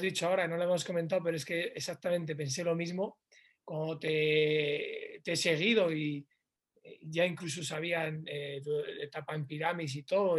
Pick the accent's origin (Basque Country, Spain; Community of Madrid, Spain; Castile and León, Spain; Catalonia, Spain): Castile and León, Spain; León; moved away as an adult; estoy en mi ciudad, en León, en mi tierra